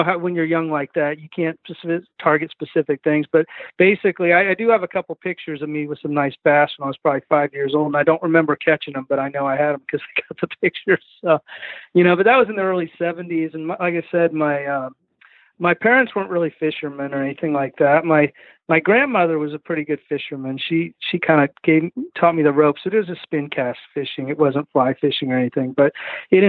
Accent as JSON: {"language": "English", "town": "Kansas City", "country": "United States", "also_born_or_lived": "Southeast United States", "moved": "as an adult", "lives_now": "Southeast, United States", "said": "I was from Kansas City, Kansas and Missouri"}